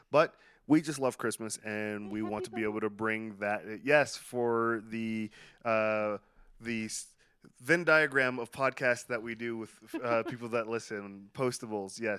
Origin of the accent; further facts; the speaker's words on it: Palm Coast, Florida, United States; I'm from Palm Coast. I lived in Brooklyn for that long.